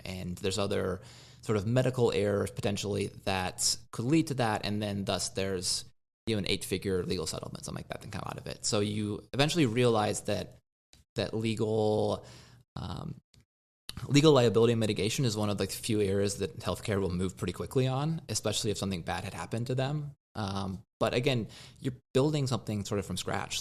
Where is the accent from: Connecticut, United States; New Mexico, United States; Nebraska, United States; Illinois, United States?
Nebraska, United States; moved away; I grew up in Nebraska.